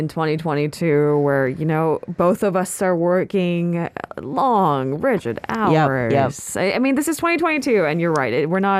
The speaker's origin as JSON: {"language": "English", "region": "California", "country": "United States", "said": "I'm from California."}